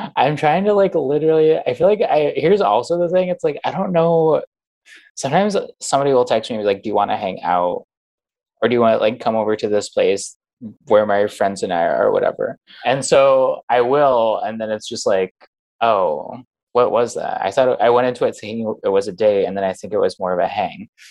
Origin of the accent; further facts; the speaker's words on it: Phoenix, Arizona, United States; now in New York, United States; I'm from Phoenix